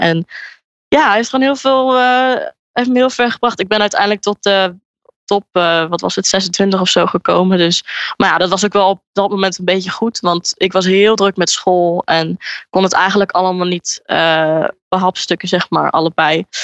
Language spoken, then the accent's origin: Dutch; Enschede, Overijssel, Netherlands; moved away as an adult; now in Brighton, United Kingdom; ik woon in Enschede en ik kom uit Enschede